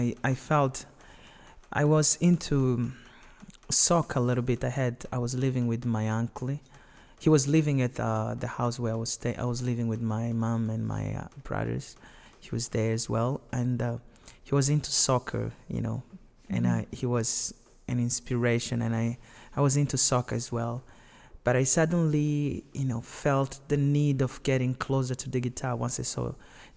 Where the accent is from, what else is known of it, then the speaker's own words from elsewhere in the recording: Maputo, Mozambique; first language Tsonga (Shangana); English is a second language; now in United States; Yes, I was born in Maputo, specifically in Benfica. That's my neighborhood.